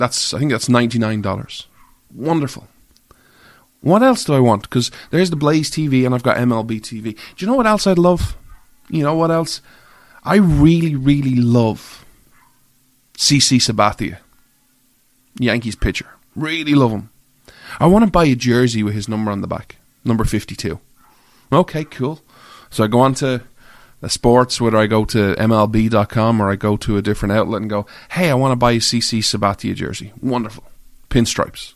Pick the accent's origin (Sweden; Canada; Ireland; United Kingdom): Ireland; I'm an Irish guy